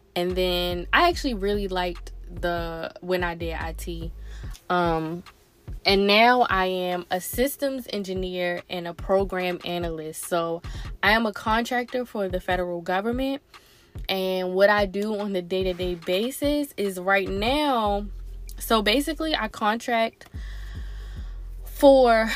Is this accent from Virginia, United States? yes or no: yes; Newport News, Virginia, United States; moved away as an adult; also born or lived in Baltimore, Maryland / Raleigh, North Carolina; now in Prince George's County, Maryland, United States; And then I moved to Newport News, Virginia